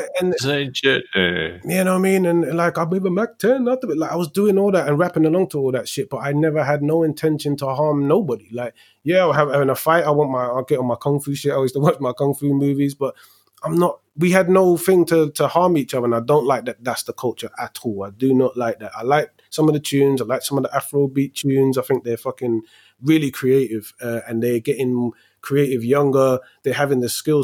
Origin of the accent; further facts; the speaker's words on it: London, United Kingdom; moved away as an adult; Growing up in Tottenham